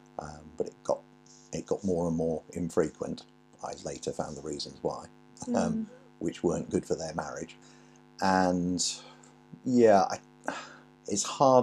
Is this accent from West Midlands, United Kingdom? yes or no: no; London, United Kingdom; accent: London accent; moved away; also born or lived in Manchester / Stockport; I grew up in London, born in London